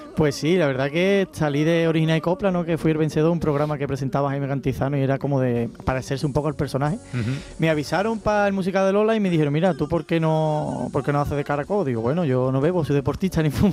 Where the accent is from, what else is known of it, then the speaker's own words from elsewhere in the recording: Cádiz, Andalusia, Spain; now in Ronda, Spain; Yo soy, nación Cádiz, vengo del carnaval aunque vivo en Ronda, en Málaga